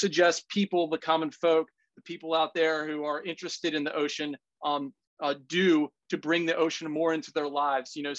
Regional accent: Washington, District of Columbia, United States; moved away; I'm from Washington, D.C.

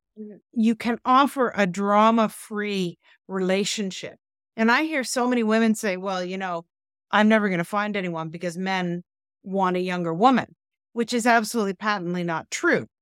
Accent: Canada; we're Canadian

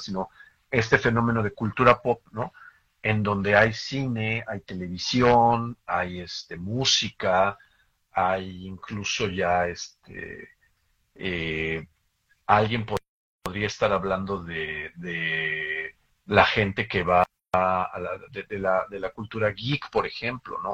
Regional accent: Mexico; como mexicanos

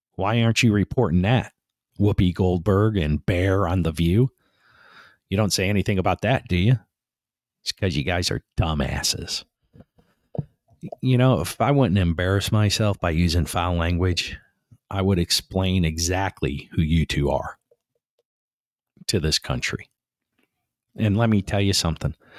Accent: United States; as American people

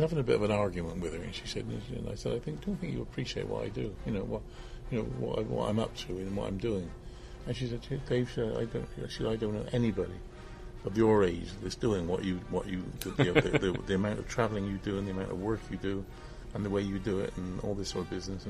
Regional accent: Bristol, South West England, United Kingdom; I'm from Bristol. My home is in Bristol

